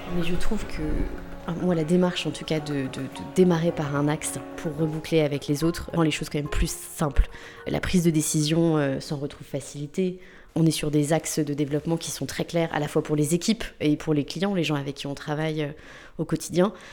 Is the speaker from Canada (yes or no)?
no; Limoges, Nouvelle-Aquitaine, France; j'ai grandi à Limoges